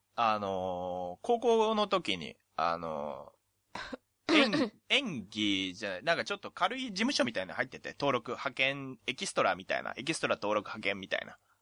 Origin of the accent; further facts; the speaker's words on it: Oita, Japan; 地元が大分